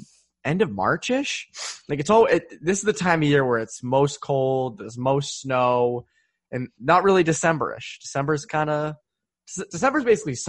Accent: MetroWest, Massachusetts, United States; now in Western Massachusetts, United States; Yeah, I'm from the Metro West, so my family was telling me how much snow they got.

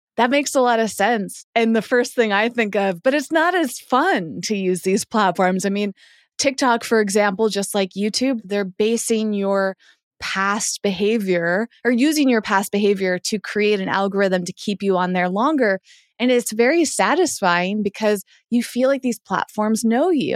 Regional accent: Massachusetts, United States; moved away; I grew up in Massachusetts

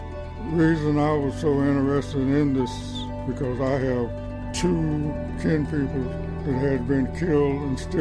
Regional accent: Ben Hill County, Georgia, United States; moved away as an adult; also born or lived in Buffalo, New York; I was born and raised in Van Hill County. This is my home

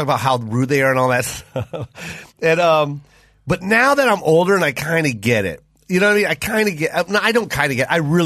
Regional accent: Seattle, Washington, United States; How did you know I was from Seattle

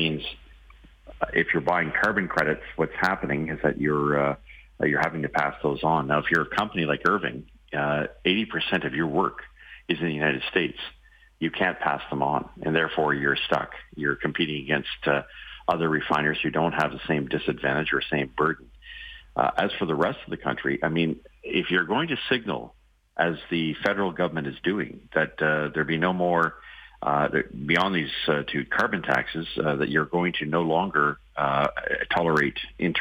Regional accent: Ontario, Canada; I'm from Ontario

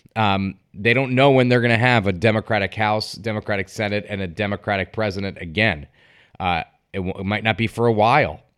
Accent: Connecticut, United States; based in my home state of Connecticut

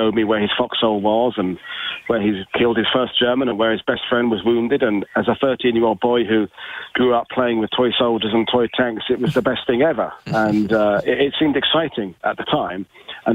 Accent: United Kingdom; as a Brit

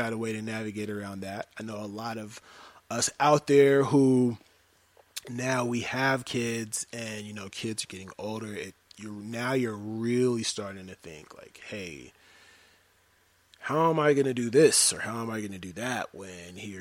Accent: Denver, Colorado, United States; I am from Denver, Colorado, born and raised

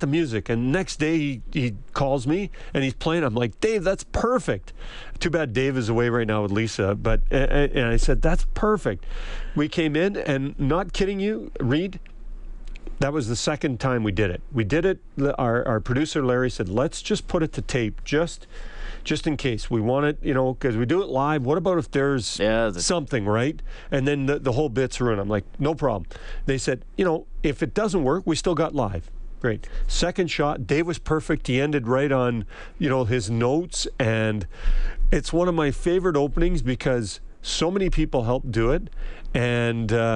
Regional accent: Edmonton, Alberta, Canada; I grew up near Commonwealth, between Commonwealth and Rexall, Northlands Coliseum

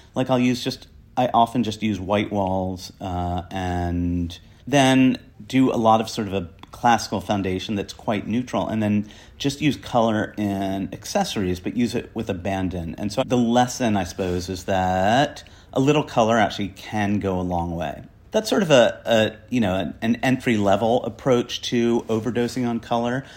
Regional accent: New Jersey, United States; now in New York, United States; I was brought up in a crappy farm town in New Jersey.

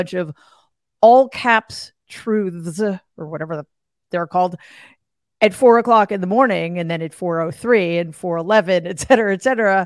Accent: New York City, New York, United States; my hometown, New York City

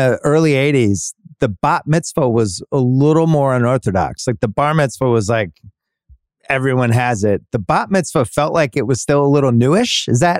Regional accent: Boston, Massachusetts, United States; also born or lived in Brookline, Massachusetts; now in Los Angeles, United States; But this is growing up in Boston and Brookline, which is very Jewish. Mm-hmm. And my family, not Jewish at all

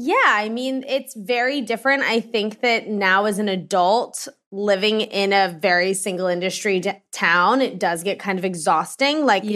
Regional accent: Washington, District of Columbia, United States; I grew up in Georgetown.

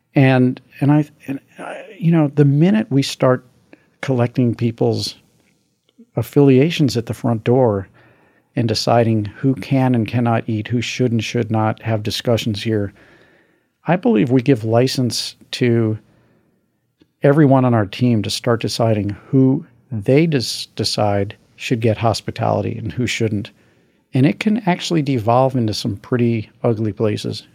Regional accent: Missouri, United States; my home state of Missouri

